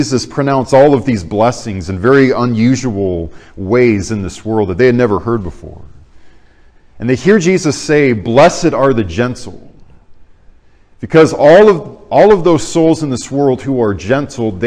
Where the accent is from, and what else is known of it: United States